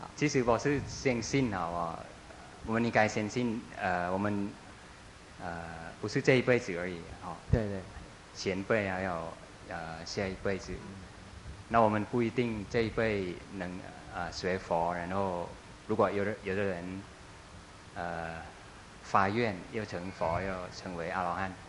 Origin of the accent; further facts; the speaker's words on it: Thailand; 我们泰国人的，呃，信仰